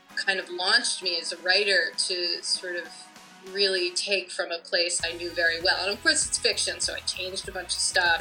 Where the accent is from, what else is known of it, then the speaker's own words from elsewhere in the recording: Connecticut, United States; I grew up in Connecticut